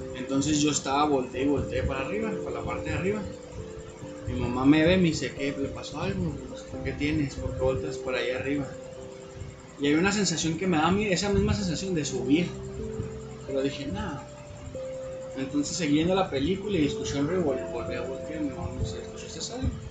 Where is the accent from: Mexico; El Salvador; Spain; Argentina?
Mexico; northern Mexico; como típico norteño